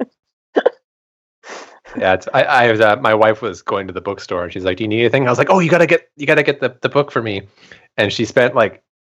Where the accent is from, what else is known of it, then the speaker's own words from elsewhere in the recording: Canada; my home country